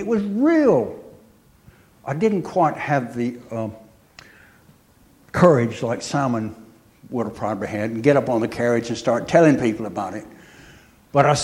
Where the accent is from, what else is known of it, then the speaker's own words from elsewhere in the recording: United States; moved away; Being an American